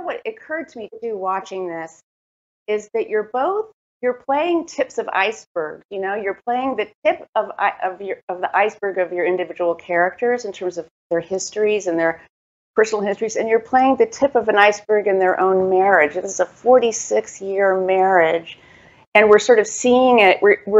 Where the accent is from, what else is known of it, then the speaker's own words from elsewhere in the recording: Des Moines, Iowa, United States; I'm from Des Moines, Iowa.